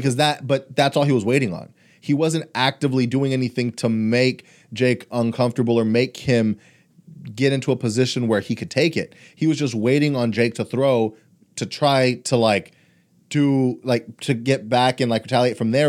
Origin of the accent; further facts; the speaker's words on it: Houston, Texas, United States; also born or lived in Brownsville, Texas; I was a year old when I moved to Houston